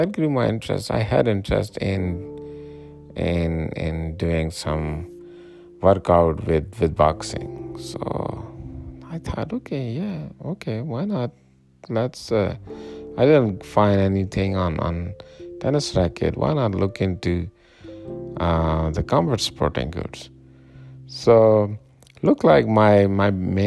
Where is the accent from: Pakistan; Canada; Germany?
Pakistan; now in Colorado, United States; I'm originally from Pakistan